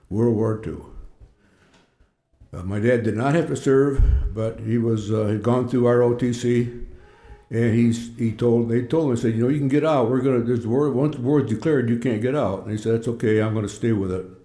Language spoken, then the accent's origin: English; Oneida, New York, United States; born there; Um, actually, I was born in Oneida, but uh, uh, New York, which is just five, five miles away from Verona.